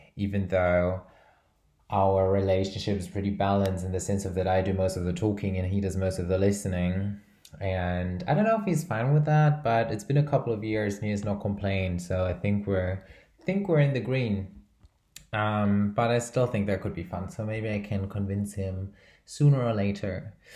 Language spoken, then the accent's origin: English; Brazil; I'm from Brazil